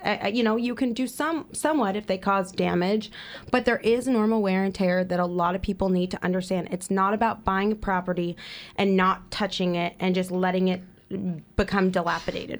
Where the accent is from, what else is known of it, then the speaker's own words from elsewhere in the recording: East Bay, Bay Area, California, United States; moved away as an adult; now in Central Coast, California, United States; I am originally from the Bay Area, from the East Bay